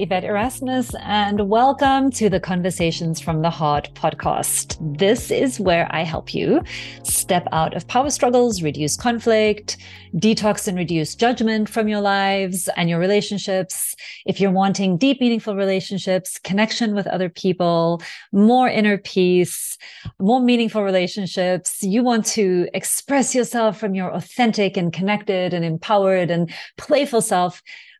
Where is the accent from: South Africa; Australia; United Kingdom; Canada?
South Africa; I'm originally from South Africa, and my father was a white South African diplomat who served the apartheid white South African government all the way through my childhood. So we traveled a lot.